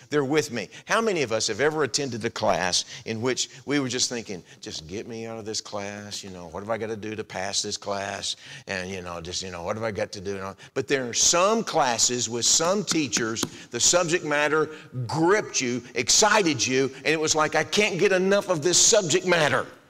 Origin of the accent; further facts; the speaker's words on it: Texas, United States; moved away as an adult; also born or lived in Florida / Arizona / Kansas City, Missouri / Indiana; I grew up in Texas. Lynn and I call Texas home now